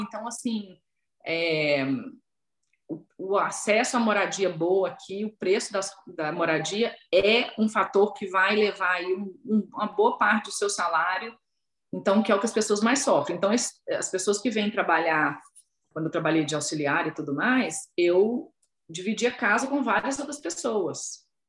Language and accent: Portuguese; Belo Horizonte, Minas Gerais, Brazil; moved away as an adult; now in London, United Kingdom; Eu sou de Belo Horizonte